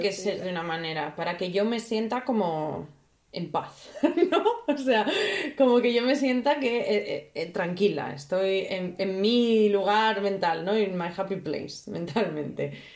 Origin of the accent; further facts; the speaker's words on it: Spain; moved away as an adult; now in United Kingdom; mi ciudad en España